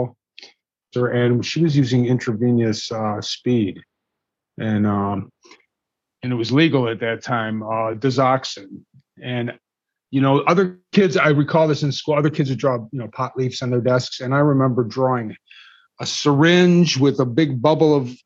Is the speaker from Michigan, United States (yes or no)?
yes; Detroit, Michigan, United States; I grew up in Detroit